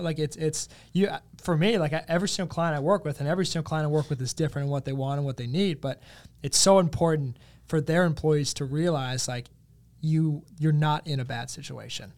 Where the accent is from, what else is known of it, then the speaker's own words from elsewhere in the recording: South Hill, Virginia, United States; moved away as an adult; also born or lived in Ferrum, Virginia; now in Richmond, United States; growing up in South Hill and going to Ferrum